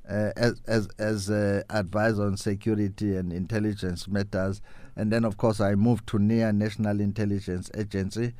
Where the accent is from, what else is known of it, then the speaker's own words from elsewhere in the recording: South Africa; moved away as an adult; now in Brazil; They ask me, "Where do you come from?" I'll say South Africa.